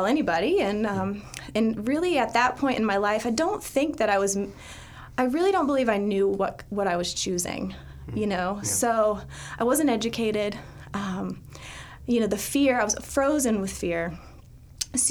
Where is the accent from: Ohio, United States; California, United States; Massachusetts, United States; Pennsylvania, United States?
Ohio, United States; Dayton; I grew up in Dayton, Ohio